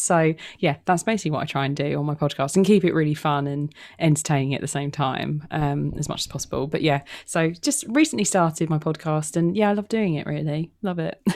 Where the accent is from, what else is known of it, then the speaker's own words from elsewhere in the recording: London, United Kingdom; I'm single. I'm from London. I'm, I'm English.